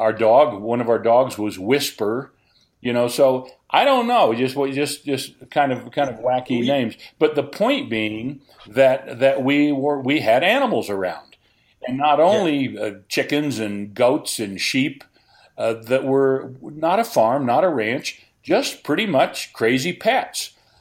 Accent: Arkansas, United States; Growing up in Arkansas, we were a little ways out of town. We weren't really on a ranch or a farm or in the country, but we had 4 or 5 acres

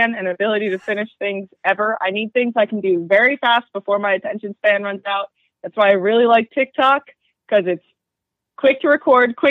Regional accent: central New Jersey, United States; I freaking grew up in central New Jersey

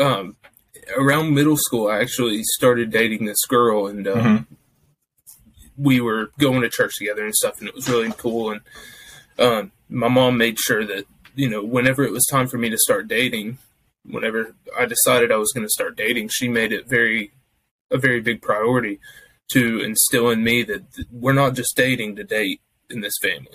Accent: Kentucky, United States; I'm from Kentucky.

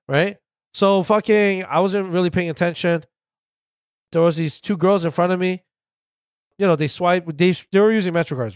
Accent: New York, United States; as a New Yorker

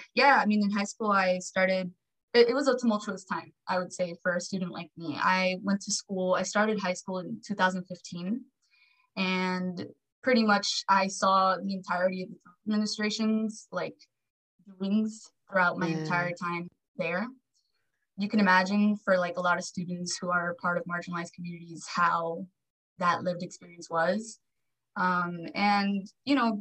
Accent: Los Angeles, California, United States; I was born here in LA, born and raised

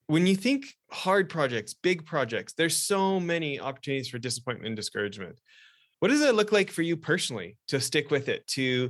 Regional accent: Canada; now in Utah, United States; I grew up in Canada, but my dad and my grandparents grew up within just a handful of miles of there. And obviously raising my kids here

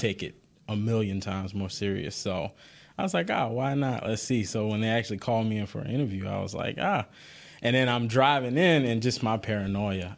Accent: New Orleans, Louisiana, United States; I'm from New Orleans

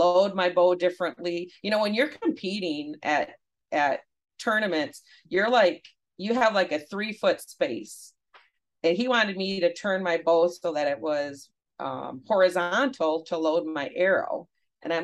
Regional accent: Grayling, Michigan, United States; also born or lived in Midland, Michigan; I grew up in Grayling, Michigan

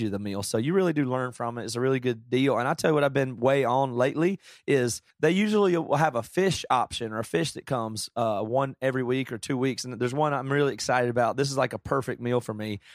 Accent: the South, United States; I grew up in the South

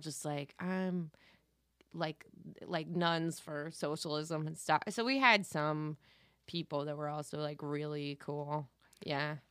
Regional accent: Valencia, California, United States; I grew up in Valencia.

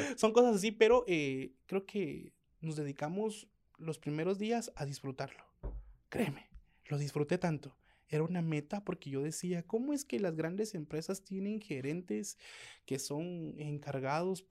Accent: Guatemala; nunca negamos que somos chapines

